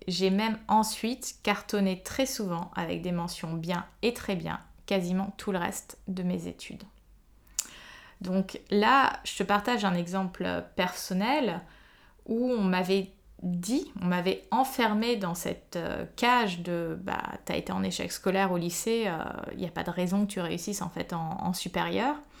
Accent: Paris, Île-de-France, France; je suis une Parisienne euh, de 34 ans

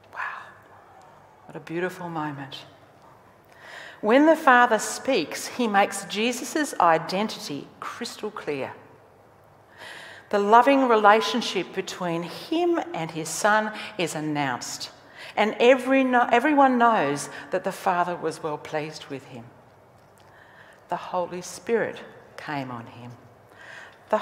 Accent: Australia; I am Australian. That's who I am. I'm an Australian. I was born here, bred here

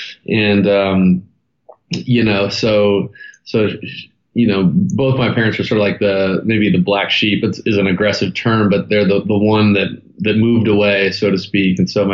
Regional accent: Santa Monica, California, United States; born there; So I was born in Santa Monica, California, and two incredible parents that kind of gave me the cheat code starter kit to life, and one younger brother, Taylor.

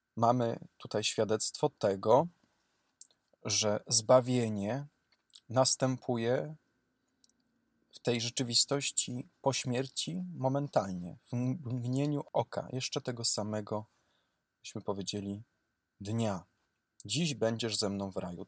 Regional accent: Cisownica, Silesian Voivodeship, Poland; Mój proboszcz cisownicy mojej rodzinnej miejscowości

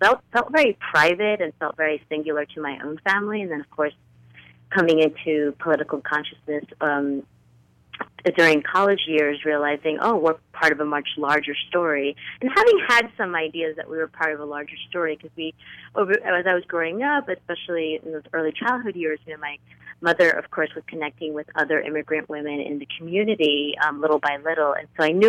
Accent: northern New Jersey, United States; we grew up in a small working-class community just outside of New York City, so that little corner of northern New Jersey

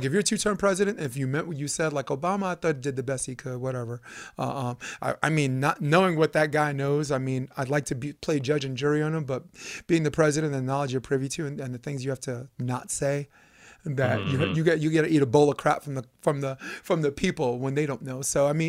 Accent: New York City, New York, United States; I'm a New Yorker. Yeah. You know, I'm a kid from New York. So, you know, and I was once poor and now I'm making money.

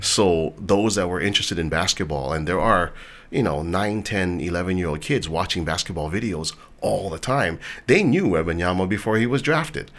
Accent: Hawaii, United States; a lot of kids growing up in Hawaii, guys in particular, we all wanted to be athletes

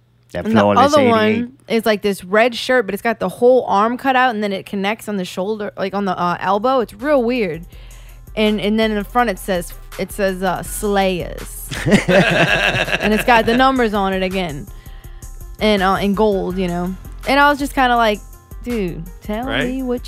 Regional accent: West Bank, Palestine; I know what Rainbow has. I'm from the West Bank. We used to shop there.

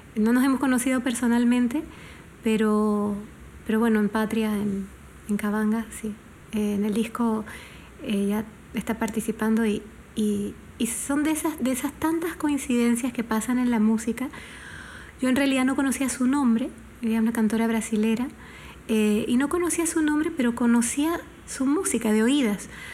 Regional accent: Panama; como una panameña

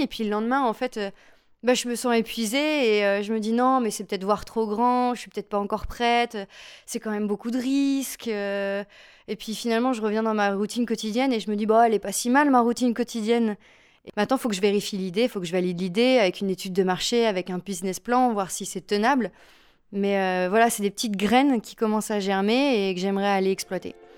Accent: Lille, Hauts-de-France, France; je suis une Lilloise

